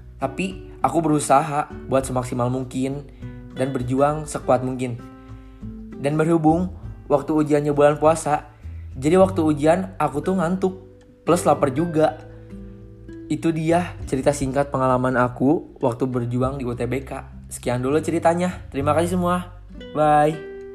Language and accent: Indonesian; Bandung, West Java, Indonesia; Saya berasal dari Bandung.